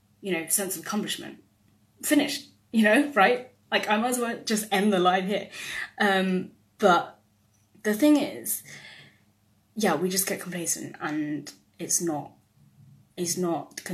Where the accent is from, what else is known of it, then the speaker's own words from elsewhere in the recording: United Kingdom; my identity as a British-born Chinese person